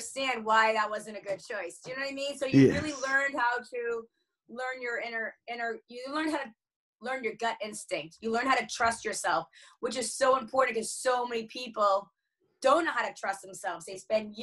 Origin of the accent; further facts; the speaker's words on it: Boston, Massachusetts, United States; I grew up in the Boston area in Massachusetts in America